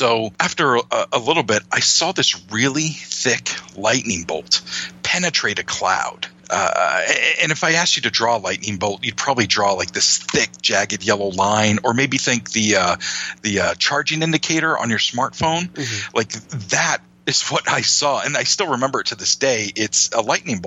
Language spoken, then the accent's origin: English; Maine, United States; my home state of Maine